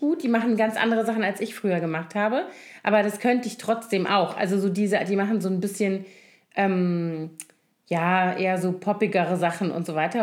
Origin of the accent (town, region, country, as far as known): Koblenz, Rhineland-Palatinate, Germany; born or raised there; moved away